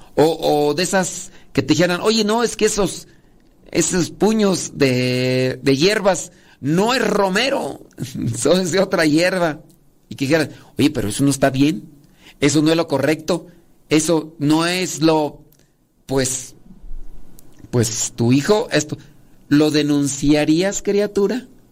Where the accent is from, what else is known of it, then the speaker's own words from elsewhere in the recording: Acámbaro, Guanajuato, Mexico; allá de donde yo soy originario, Acámbaro, Guanajuato, digo, porque allí nací, que ya me crié en mi rancho